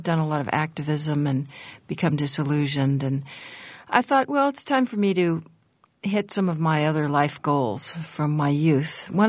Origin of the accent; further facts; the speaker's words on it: San Francisco, California, United States; I was raised in the 60s and just across Golden Gate Park from the Haight-Ashbury